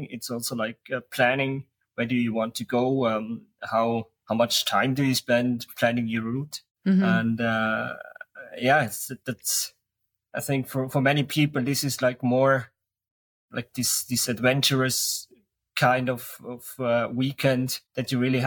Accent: St. Gallen, Switzerland; St. Gallen, my hometown.

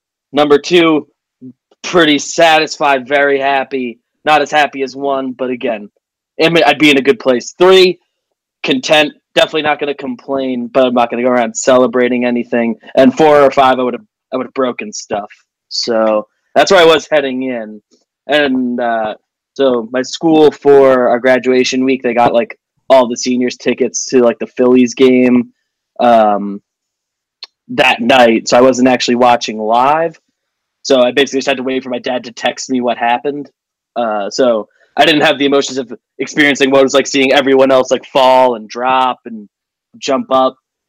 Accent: Northeast New Jersey, United States; Northeast New Jersey is the easiest way to describe it. I'm like 10 minutes from the George Washington Bridge outside of Manhattan and stuff.

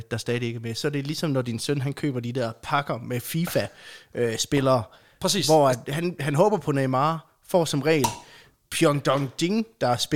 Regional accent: Aulum, Central Denmark Region, Denmark; Der var sådan noget lokmamarked i Aulum, hvor jeg voksede op.

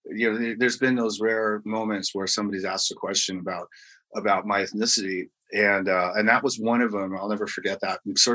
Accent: England, United Kingdom; born there; the fact that I was born in England and all that.

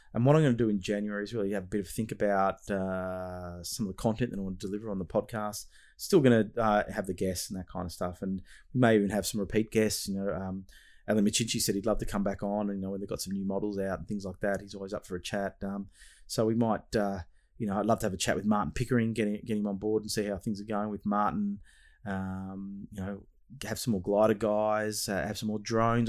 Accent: Australia; is my homeland, Australia

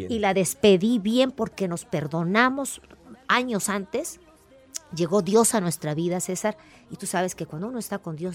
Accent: Veracruz, Mexico; soy jarocha.

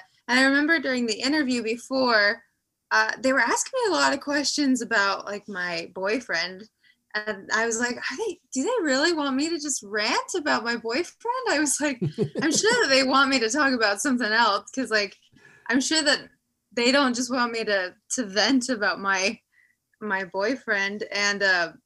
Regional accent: Las Vegas, Nevada, United States; also born or lived in Utah; now in California, United States; born and raised in Las Vegas, Nevada. Now I live in California

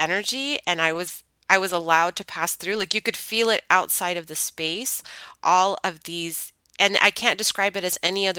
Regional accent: United States; born and raised in America

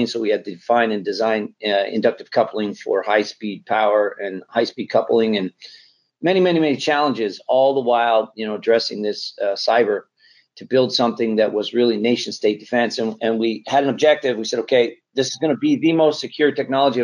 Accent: Canada; moved away as an adult; also born or lived in Sunnyvale; Just a kid, growing up in Canada

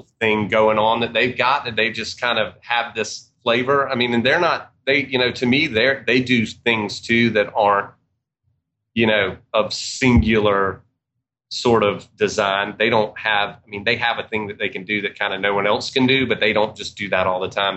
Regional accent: Georgia, United States; also born or lived in Atlanta, Georgia; we're from Georgia

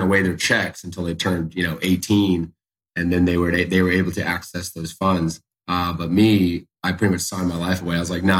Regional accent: Charleston, South Carolina, United States; born and raised right here in Charleston, South Carolina

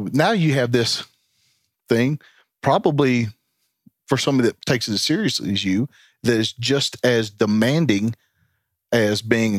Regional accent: Tennessee, United States; Tennessee's home.

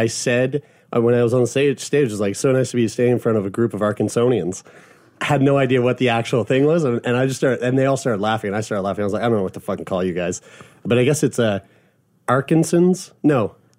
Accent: Lower Sackville, Nova Scotia, Canada; I'm from Lower Sackville.

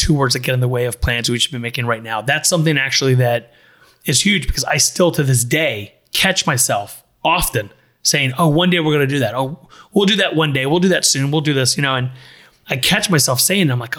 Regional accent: Miami Shores, Florida, United States; I grew up in Miami Shores

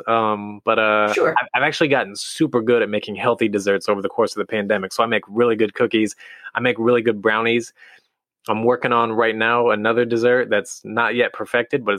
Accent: Midwest, United States; now in California, United States; I'm from the Midwest

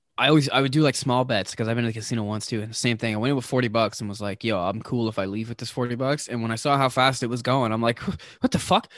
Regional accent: East Coast, United States; moved away; I'm from the East Coast

